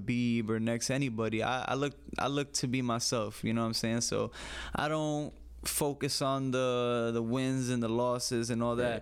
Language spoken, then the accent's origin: English; New York City, New York, United States; I grew up in the Bronx